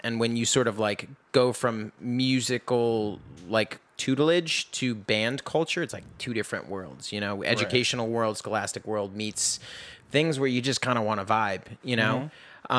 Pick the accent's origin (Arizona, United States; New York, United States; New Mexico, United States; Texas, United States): New York, United States; New York City; Anyway, so I grew up in New York City. I started playing drums first, oddly enough.